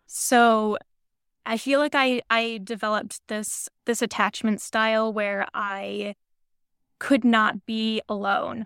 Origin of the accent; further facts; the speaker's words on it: New Hampshire, United States; now in New York, United States; I currently live in New York, but I was born and raised in New Hampshire